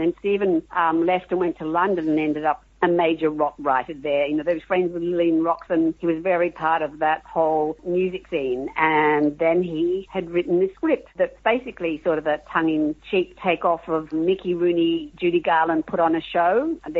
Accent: Australia; I'm an Australian and our culture is so different.

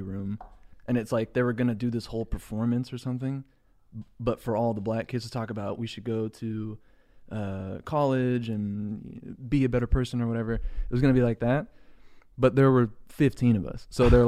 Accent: Mission Viejo, California, United States; also born or lived in Los Angeles; Mostly in South Orange County. Mission Viejo

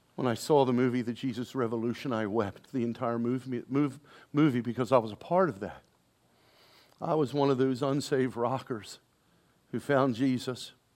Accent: Baltimore, Maryland, United States; moved away; went to Baltimore, saw my, went to my hometown, born and raised there

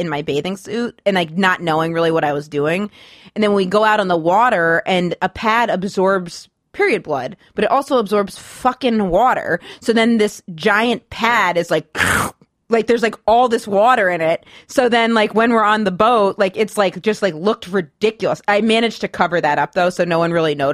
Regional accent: Maine, United States; now in New York, United States; I grew up in Maine

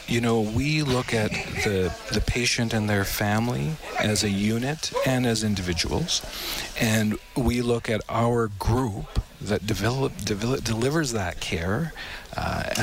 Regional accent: Edmonton, Alberta, Canada; moved away as an adult; I'm originally from Edmonton, and I was away for several years

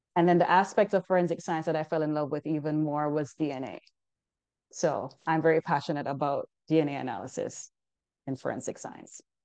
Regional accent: Jamaica; moved away as an adult; now in United States; I'm originally from Jamaica. So while I was in school back home

